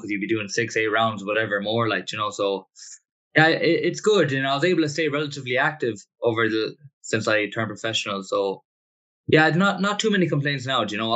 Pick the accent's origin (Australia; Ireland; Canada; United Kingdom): Ireland; Connemara, Connacht; moved away as an adult; also born or lived in Chicago, United States; now in Boston, United States; I was raised in Connemara.